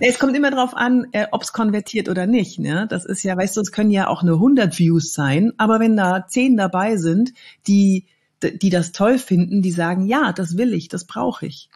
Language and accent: German; Cologne, North Rhine-Westphalia, Germany; ich komme eigentlich aus Köln, aber ich bin so viel unterwegs